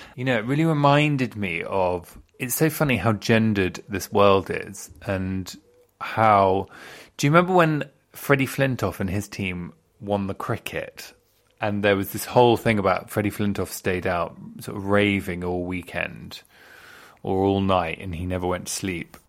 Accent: England, United Kingdom; I'm quite classically English as well

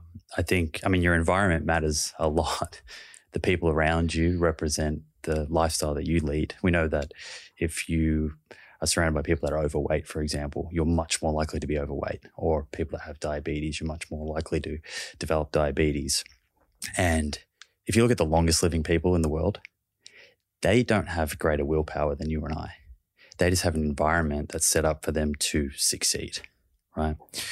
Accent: Melbourne, Victoria, Australia; moved away as an adult; also born or lived in Bondi; now in Byron Bay, Australia; I grew up in Melbourne.

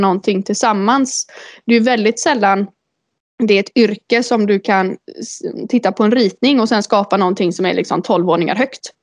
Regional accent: Uddevalla, Västra Götaland, Sweden; also born or lived in Lilla Edet; Jag är född och uppvuxen i Uddevalla

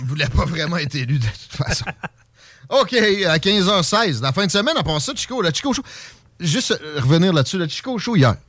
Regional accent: Lévis, Quebec, Canada; now in Quebec City, Canada; je m'ennuie un peu de mon South Shore natal

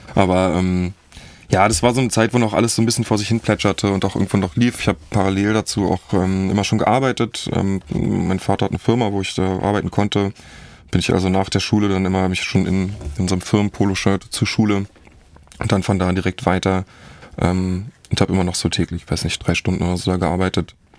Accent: Berlin, Germany; Ich bin groß geworden in Zehlendorf, ziemlich behütet

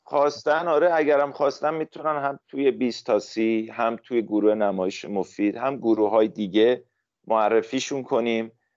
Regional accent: Iran; من تو روستا بزرگ شدم

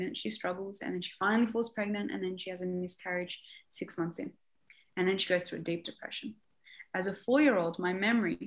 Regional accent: Beirut, Beirut Governorate, Lebanon; I was born in Beirut

